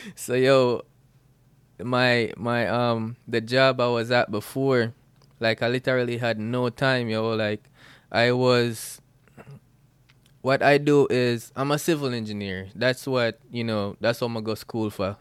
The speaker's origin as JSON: {"language": "English", "town": "Bluefields", "region": "Westmoreland", "country": "Jamaica", "tie": "born or raised there", "moved": "as an adult", "lives_now": "Atlanta, United States", "said": "I'm Jamaican, born out of Blue Fields, West Mullen, Jamaica, and grew up there"}